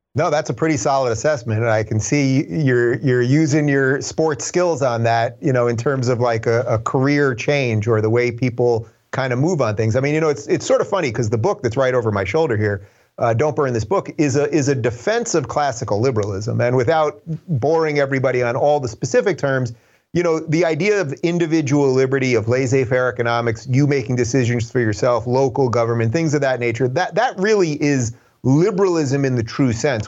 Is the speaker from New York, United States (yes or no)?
yes; Long Island, New York, United States; moved away as an adult; also born or lived in Brooklyn, New York / Manhattan, New York; now in Los Angeles, United States; I was born in seventy-six in Brooklyn. I grew up in the suburbs in Long Island